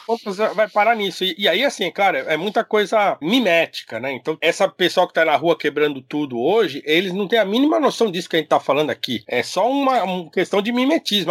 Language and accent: Portuguese; Brazil; nós somos brasileiro